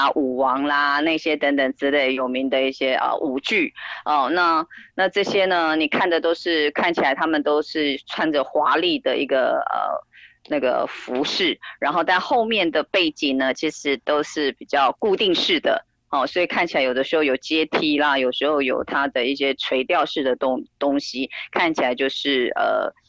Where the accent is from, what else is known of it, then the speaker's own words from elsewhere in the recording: Taiwan; 更何况我们台湾人